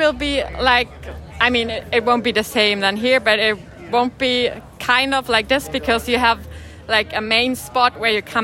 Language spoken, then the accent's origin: English; Freiburg, Baden-Württemberg, Germany; I'm from the southern part of Germany, from a city called Freiburg